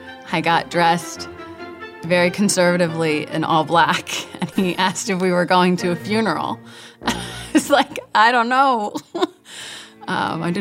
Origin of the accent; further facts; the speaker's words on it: Bay Area, Northern California, United States; I grew up in Northern California in the Bay Area